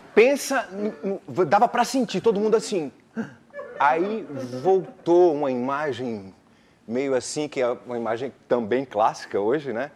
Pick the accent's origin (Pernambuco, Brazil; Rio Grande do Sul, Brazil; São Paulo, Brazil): Pernambuco, Brazil; moved away; also born or lived in Rio de Janeiro; Eu sou pernambucano, né? Eu me mudei para o Rio de Janeiro em 91